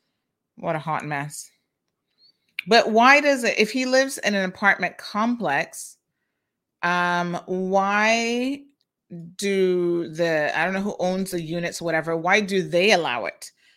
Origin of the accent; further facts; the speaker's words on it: Jamaica; I'm a Jamaican, and I hate the mentality of my own.